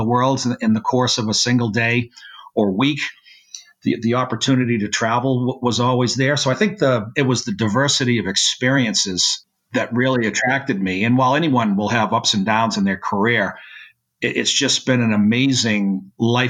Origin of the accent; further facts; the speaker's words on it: Massachusetts, United States; I'm originally from Massachusetts